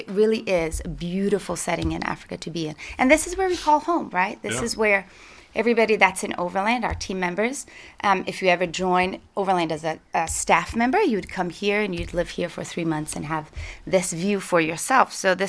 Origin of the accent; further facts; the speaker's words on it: Brazil; moved away; also born or lived in Portugal; So I was born in Portugal when I was 3 years old. My parents moved to Brazil. My parents are Irish and English. And they were and have been missionaries in Brazil for 40 years. So I grew up as a missionary kid in the mission field